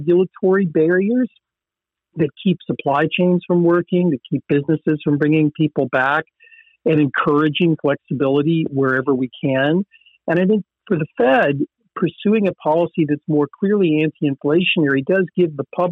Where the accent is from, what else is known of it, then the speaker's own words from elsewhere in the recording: the South, United States; I'm from the South, and there's an expression of I'm fixing to do something